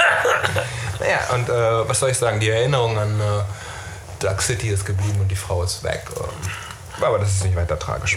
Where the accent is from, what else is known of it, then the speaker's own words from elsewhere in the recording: Neumünster, Schleswig-Holstein, Germany; in meiner Heimatstadt Neumünster